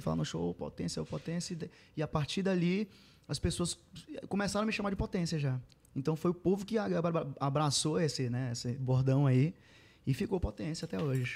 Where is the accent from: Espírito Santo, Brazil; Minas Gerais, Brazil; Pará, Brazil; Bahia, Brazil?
Pará, Brazil; Mãe do Rio; eu sou de Mãe do Rio, a cidade de Mãe do uhum. Rio